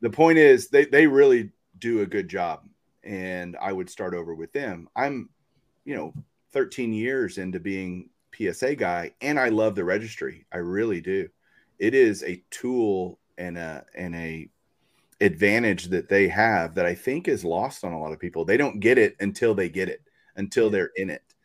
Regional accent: Texas, United States; I grew up here in Texas

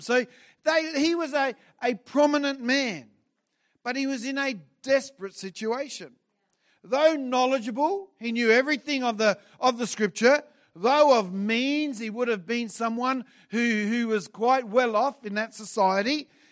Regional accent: Adelaide, South Australia, Australia; moved away as an adult; now in Brisbane, Australia; I grew up in Adelaide. I was here for forty-eight years

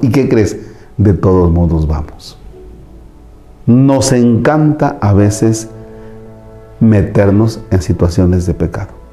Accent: Tomatlán, Veracruz, Mexico; moved away; en mi tierra, en Tomatlán, Veracruz

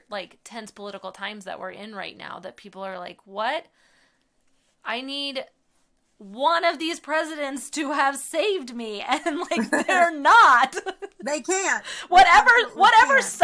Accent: United States; like I'm an American, so I inherited these rights because of my identity as an American.

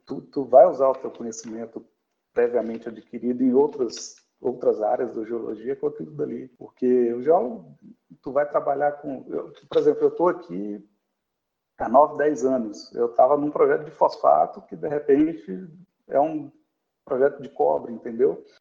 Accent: Minas Gerais, Brazil; moved away as an adult; now in Rio Grande do Sul, Brazil; eu sou de Minas Gerais, né? Então é, é um, eu, eu, moro dentro, minha, minha, família mora dentro do quadrilátero feito

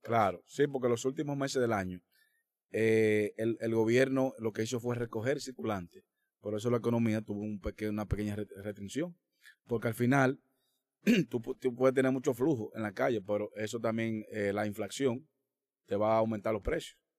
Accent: Dominican Republic; nosotros como dominicanos

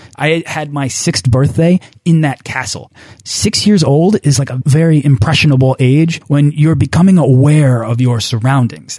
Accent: United States; growing up in the States

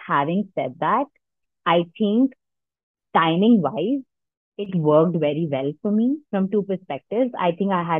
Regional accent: Delhi, India; moved away as an adult; I was born and brought up in Delhi. So I grew up in Delhi, did schooling in Delhi

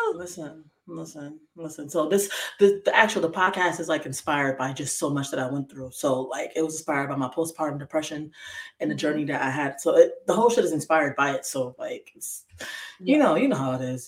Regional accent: Bridgeport, Connecticut, United States; also born or lived in Waterbury, Connecticut; born and raised in Bridgeport all my life

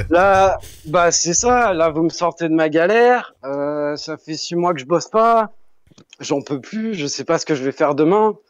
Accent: Tours, Centre-Val de Loire, France; moved away as an adult; also born or lived in Dubai; now in Canada; Je viens de Tours. Je viens de Tours en France.

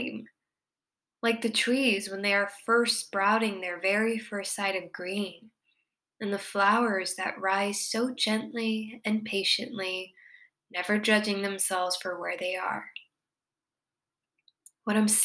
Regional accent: Miami, Florida, United States; moved away; I'm from Miami

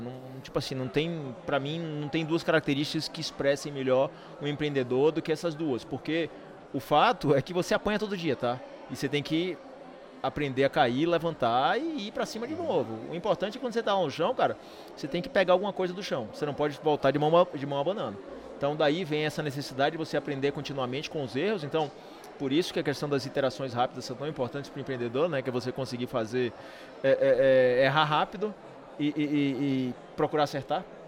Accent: Salvador, Bahia, Brazil; Salvador é nossa cidade. Todos nós somos baianos, né, de Salvador

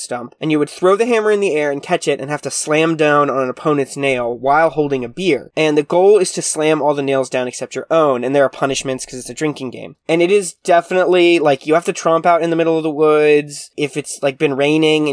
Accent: the South, United States; I'm from the South, and I'm from a relatively small town

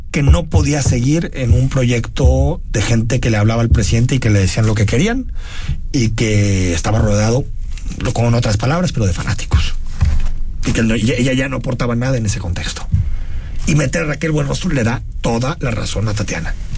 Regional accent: Zapopan, Jalisco, Mexico; Yo crecí toda mi vida en Eva Briseño

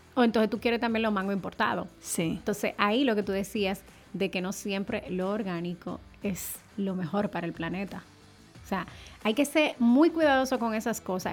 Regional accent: Dominican Republic; como dominicanos al fin

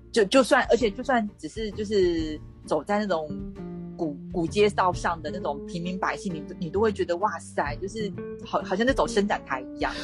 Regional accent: Taiwan; 他会觉得是我们台湾人很不友善这样子。

